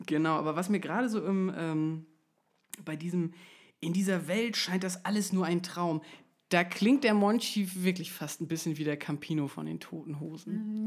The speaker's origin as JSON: {"language": "German", "region": "Schleswig-Holstein countryside", "country": "Germany", "tie": "born or raised there", "said": "meiner Jugend im Schleswig-Holsteiner Hinterland"}